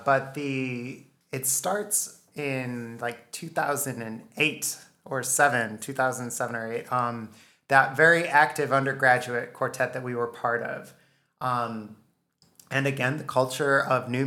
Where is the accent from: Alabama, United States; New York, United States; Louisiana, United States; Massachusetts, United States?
New York, United States; Western; We're from West New York, so I said Carnegie instead of Carnegie.